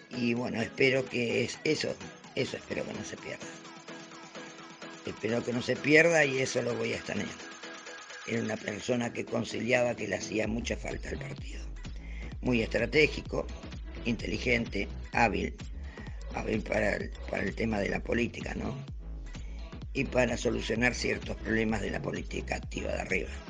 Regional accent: Virreyes, Buenos Aires Province, Argentina; conocí muchos peronistas, yo me crié en Virreyes, sentándome en el escritorio de Vivian, tres veces reelecto en una familia peronista que militaba

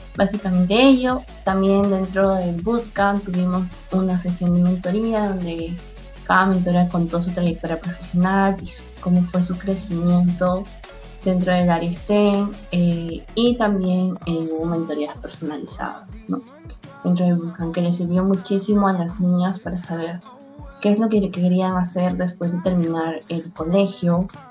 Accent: Piura, Peru; Tengo 22 años, soy de Piura, amo mi ciudad

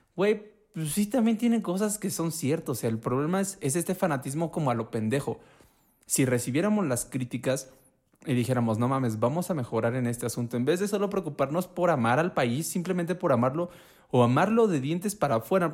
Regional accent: Puebla, Mexico; soy de Puebla

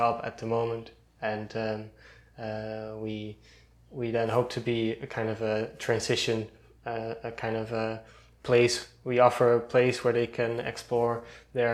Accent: Almere, Flevoland, Netherlands; moved away as an adult; now in Eindhoven, Netherlands; I grew up near Amsterdam, in a relatively new town

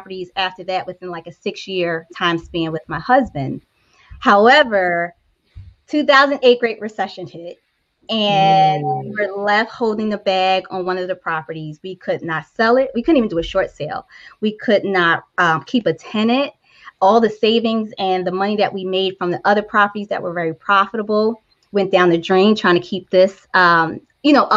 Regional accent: Philadelphia, Pennsylvania, United States; I grew up in North Philadelphia

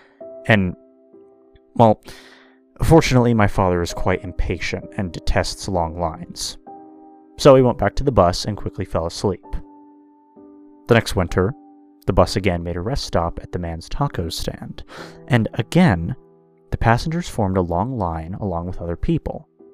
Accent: Mexico; born there; So, I was born in Mexico. My father was a goat farmer, and my mother used to weave baskets so that we could have at least two meals a day.

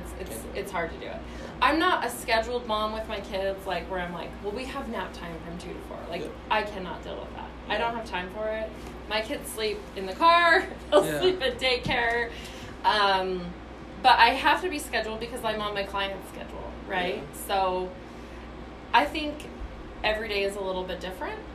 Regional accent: California, United States; now in Utah, United States; I'm a California girl, okay. So I grew up in California. I actually have now been in Utah longer than I was in California

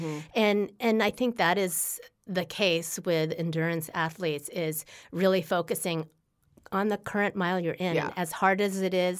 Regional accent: Carmel, Indiana, United States; my marathon PR is Carmel.

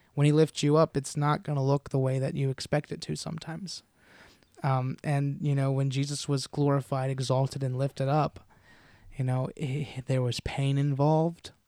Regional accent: United States; as American followers of Christ

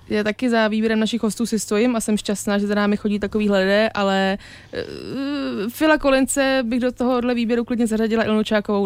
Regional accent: Czechia; já jsem Češka z obou stran

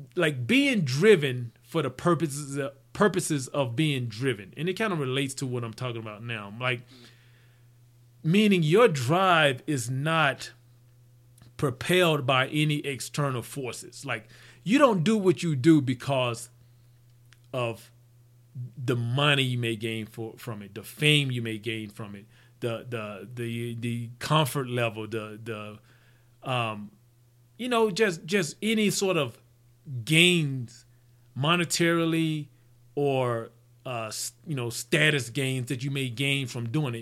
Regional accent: Mississippi, United States; growing up in Mississippi

